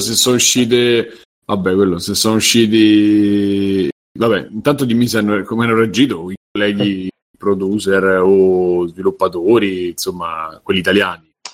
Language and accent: Italian; Rome, Lazio, Italy; da romano